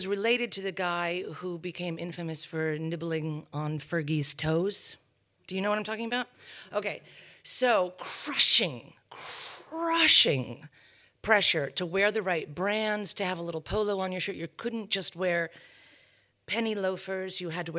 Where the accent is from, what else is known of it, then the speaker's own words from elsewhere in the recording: New England, United States; born there; I come from a tribe of academics. I was born in New England, in a small New England, very bucolic, beautiful New England town, prep school.